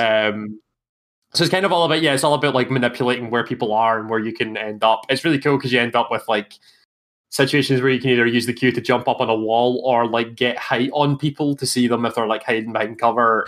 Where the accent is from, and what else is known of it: Scotland, United Kingdom; accent: Scottish